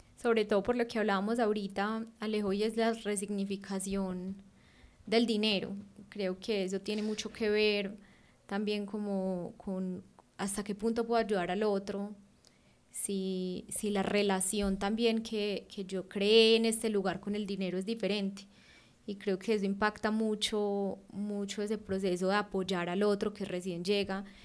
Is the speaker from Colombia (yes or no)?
yes; Colombia; moved away as an adult